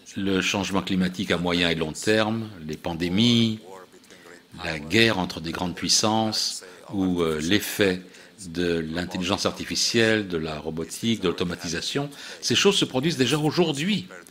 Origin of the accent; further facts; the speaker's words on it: Milan, Lombardy, Italy; moved away as an adult; also born or lived in Istanbul, Turkey / Tehran, Iran / Tel Aviv, Israel / United States; à l'âge de quatre ans, nous avons émigré vers Milan, en Italie, où nous nous sommes installés. J'ai grandi là-bas.